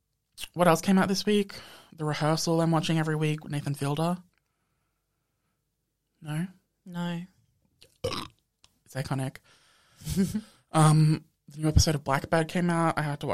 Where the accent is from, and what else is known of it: Australia